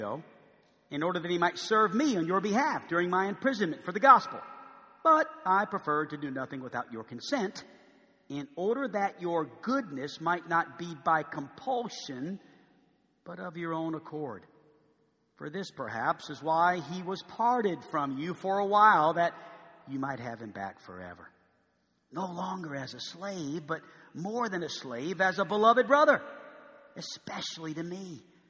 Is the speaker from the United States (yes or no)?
yes; New Orleans, Louisiana, United States; now in Arkansas, United States; I went back to my hometown